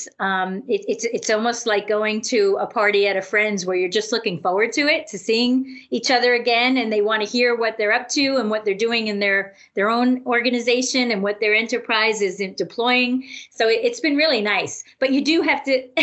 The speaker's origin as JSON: {"language": "English", "region": "Connecticut", "country": "United States", "tie": "born or raised there", "said": "I have not left my hometown here in Connecticut since"}